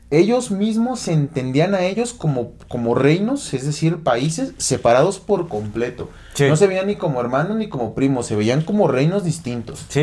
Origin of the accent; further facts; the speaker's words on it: Nayarit, Mexico; born there; yo nací en Nayarit, entonces tengo más sangre cora, tepehuana, mexicanera y otras cosas que, que mexicano.